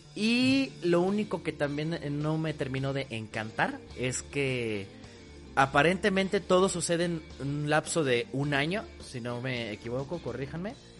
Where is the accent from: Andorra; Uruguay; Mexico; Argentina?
Mexico; yo soy un buen mexicano